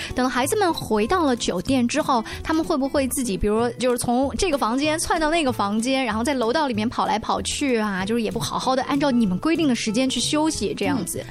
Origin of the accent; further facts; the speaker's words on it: China; 我们中国人